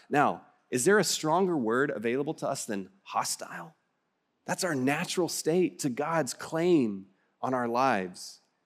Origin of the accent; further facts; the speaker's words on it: West Texas, United States; accent: West Texas; my West Texas accent